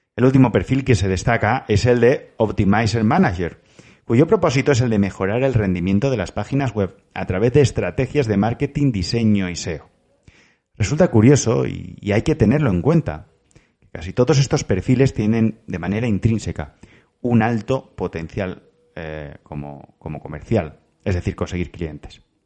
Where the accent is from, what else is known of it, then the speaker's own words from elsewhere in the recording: Valencian Community, Spain; como valenciano